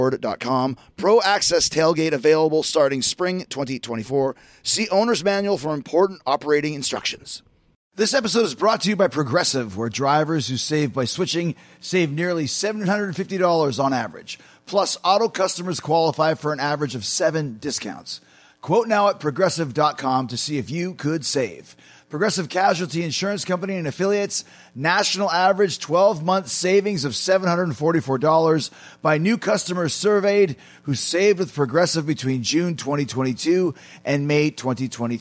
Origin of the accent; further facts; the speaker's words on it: Winnipeg, Manitoba, Canada; the three biggest stars in pro wrestling from Winnipeg